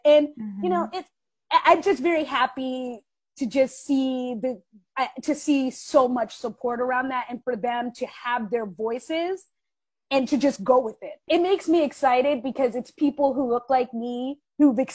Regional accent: Washington, District of Columbia, United States; moved away as an adult; also born or lived in New York; I was born and raised in Southwest DC

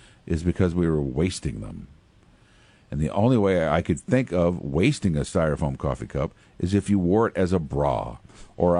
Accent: Pekin, Illinois, United States; my hometown tragedy of Pekin, Illinois, is when I was in seventh grade, an eighth grader at my school, Edison Junior High School

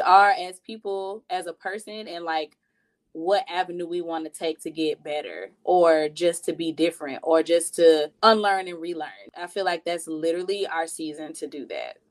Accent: United States; moved away as an adult; also born or lived in Miami

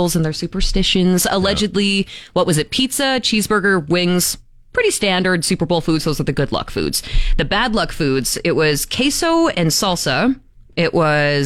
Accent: Moose Jaw, Saskatchewan, Canada; I'm from Moose Jaw, right? So I lived there my entire childhood growing up

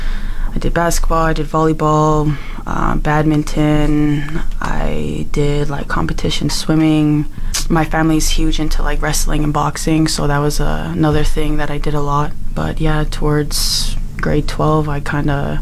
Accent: Edmonton, Alberta, Canada; also born or lived in Slave Lake; now in Fort McMurray, Canada; I was born in Edmonton. That's where I grew up

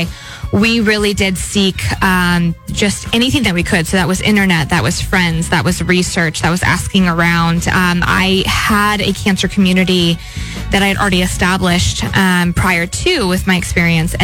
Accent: Atascadero, California, United States; I'm from Atascadero

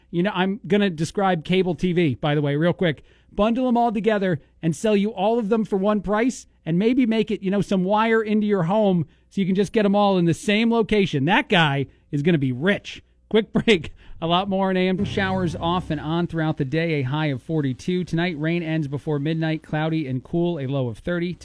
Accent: East Coast, United States; now in Bloomington, United States; I'm an Italian from the East Coast

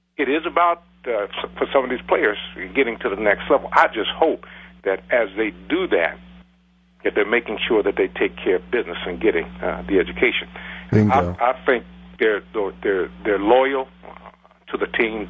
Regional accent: Columbus, Ohio, United States; I'm right from Columbus, and my family was right here

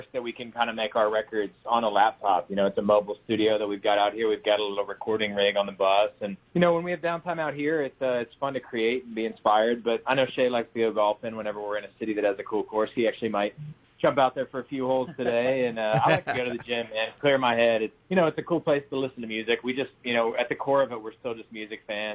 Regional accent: Pittsburgh, Pennsylvania, United States; moved away as an adult; now in Nashville, United States; I grew up in Pittsburgh, or just outside of Pittsburgh

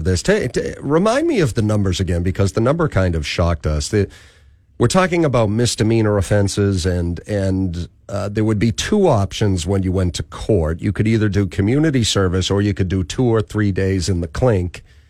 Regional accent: Boston, Massachusetts, United States; And we did have a lot of skiing just, you know, in north of where I grew up in New England.

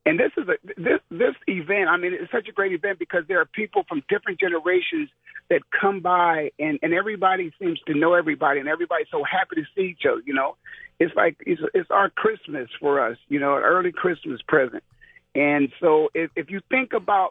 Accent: Canton, Ohio, United States; moved away as an adult; now in Arizona, United States; we were from Canton. We played ball here in Canton

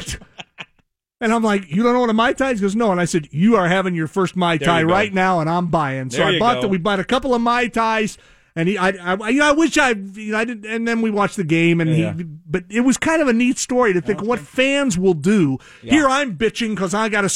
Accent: Seattle, Washington, United States; I'm from Seattle

